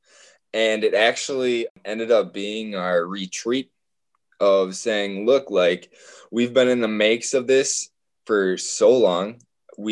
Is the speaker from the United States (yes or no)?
yes; Holmen, Wisconsin, United States; I was born in Holman, Wisconsin, on a 900-acre farm with four older brothers